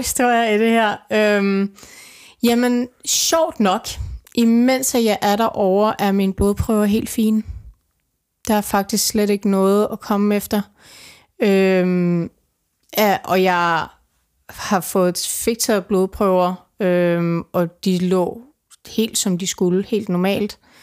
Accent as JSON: {"language": "Danish", "country": "Denmark", "said": "jeg kommer fra Danmark"}